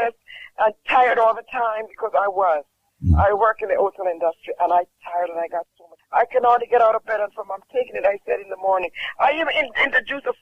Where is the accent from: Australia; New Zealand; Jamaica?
Jamaica; I'm from Jamaica